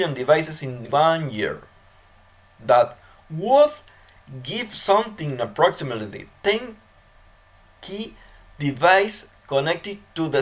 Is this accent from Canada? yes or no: no; Argentina; my country, Argentina